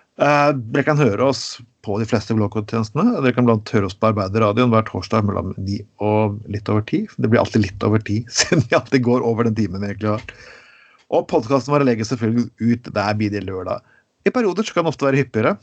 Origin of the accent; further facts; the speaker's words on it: Norway; der jeg kommer fra i Grema